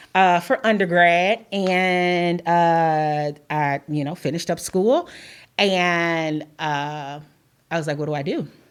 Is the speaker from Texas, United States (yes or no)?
no; Chicago, Illinois, United States; moved away as an adult; now in Carbondale, United States; I'm originally from Chicago